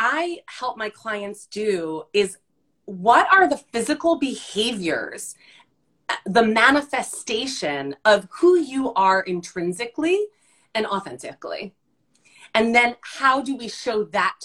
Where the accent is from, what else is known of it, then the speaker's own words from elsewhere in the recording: New Jersey, United States; an Italian Jersey girl